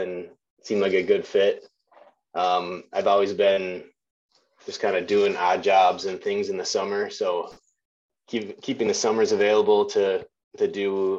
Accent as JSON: {"language": "English", "region": "Wisconsin", "country": "United States", "tie": "born or raised there", "also_born_or_lived": "La Crosse, Wisconsin", "said": "I'm from Wisconsin, kind of born and raised, kind of cut my teeth hunting whitetails in the north woods of Wisconsin"}